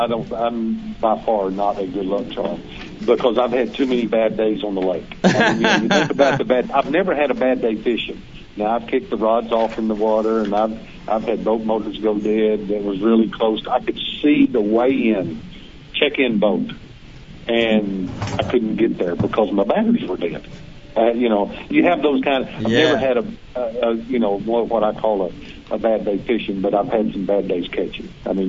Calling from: Levack, Arkansas, United States; from Levack, Arkansas.

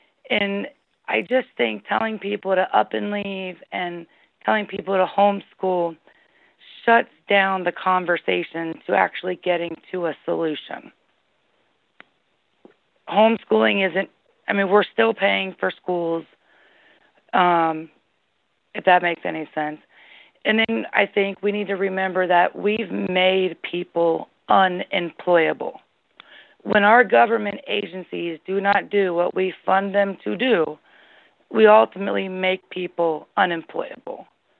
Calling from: Ohio, United States; I'm calling from Ohio.

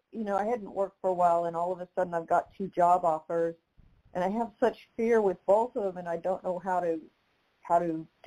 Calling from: Tulsa, Oklahoma, United States; I'm calling in from Tulsa.

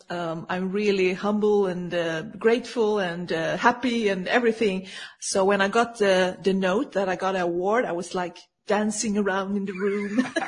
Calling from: Sweden; Yes, I live in Sweden and I am definitely connecting from Sweden. So it's late evening here.

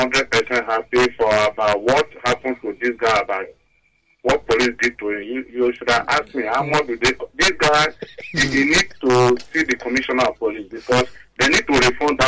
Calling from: Lagos, Nigeria; I'm calling from Ebutemeta

